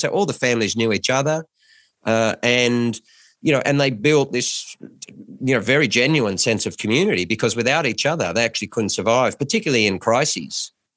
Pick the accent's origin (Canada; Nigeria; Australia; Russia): Australia; Lismore, New South Wales; moved away; I come from Lis Moore.